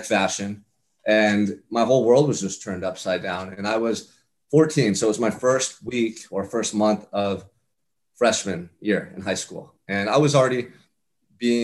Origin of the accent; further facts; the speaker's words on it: Santa Barbara, California, United States; I'm from Santa Barbara, California. I'm from paradise, man